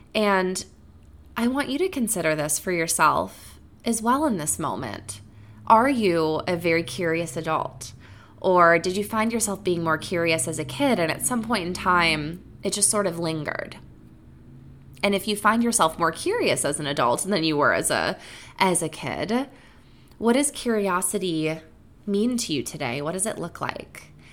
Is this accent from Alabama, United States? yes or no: no; Wisconsin, United States; growing up in Wisconsin